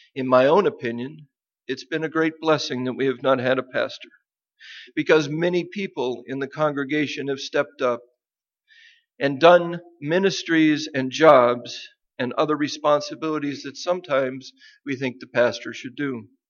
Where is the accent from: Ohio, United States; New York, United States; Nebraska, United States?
Nebraska, United States; moved away; the land where I grew up in Nebraska